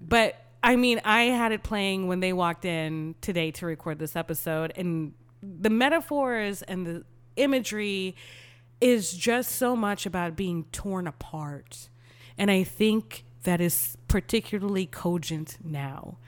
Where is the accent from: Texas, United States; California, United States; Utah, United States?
Texas, United States; as a Texan